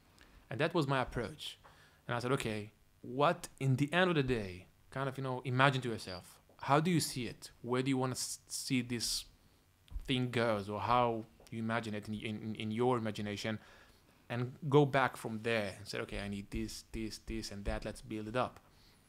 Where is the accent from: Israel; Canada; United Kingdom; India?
Israel; English is a second language; I said, hey, I'm coming from Israel. I have that kind of money coming in 2 months.